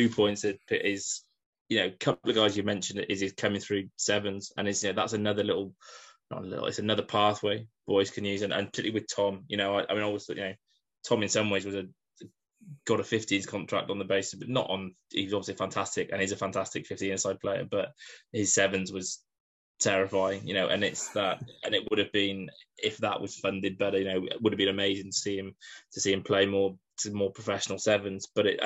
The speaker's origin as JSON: {"language": "English", "area": "Welsh", "region": "Wales", "country": "United Kingdom", "said": "I'm Welsh"}